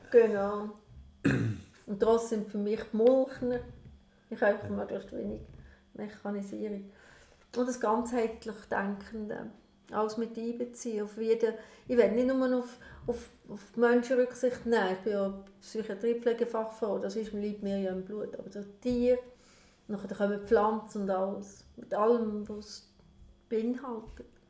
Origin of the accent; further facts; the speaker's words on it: Lucerne, Switzerland; now in Emmental, Switzerland; Und ich als Luzerner